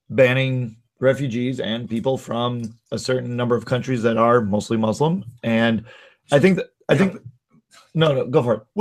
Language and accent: English; Minnesota, United States; Josh, you grew up in California. I grew up in Minnesota.